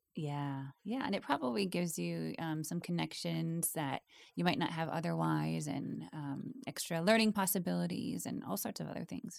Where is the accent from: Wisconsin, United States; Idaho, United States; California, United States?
Wisconsin, United States; growing up in Wisconsin